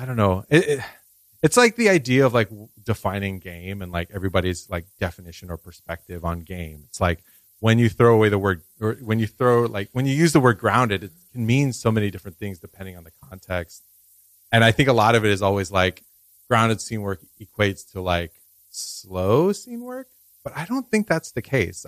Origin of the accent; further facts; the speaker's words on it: Port St. Lucie, Florida, United States; also born or lived in Jacksonville, Florida; now in New York City, United States; I grew up in Port St. Lucie, Florida, which is on like what's called the Treasure Coast